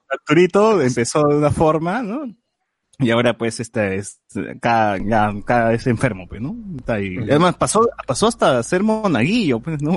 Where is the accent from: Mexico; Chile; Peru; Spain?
Peru; a mí me conmovió como, peruano